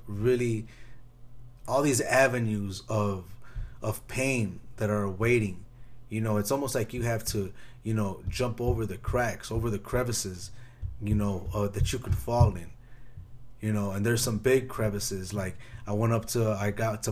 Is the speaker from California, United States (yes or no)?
no; Chicago, Illinois, United States; I grew up in Chicago, so there's a gang on every block.